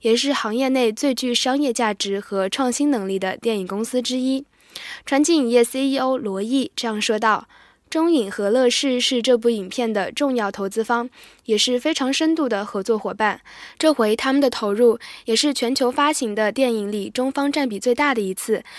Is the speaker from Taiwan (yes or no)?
no; Da Zhuhai, likely Anji, Zhejiang, China; 因为是在我家乡大竹海取景的。